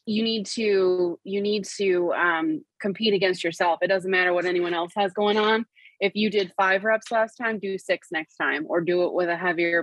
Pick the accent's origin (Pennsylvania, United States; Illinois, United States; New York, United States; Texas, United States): New York, United States; Western; We're from Western New York